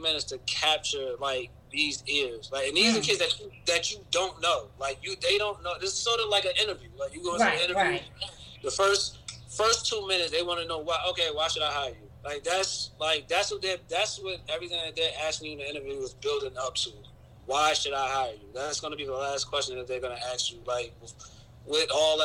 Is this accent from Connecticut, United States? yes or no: no; Newark, New Jersey, United States; I'm from Newark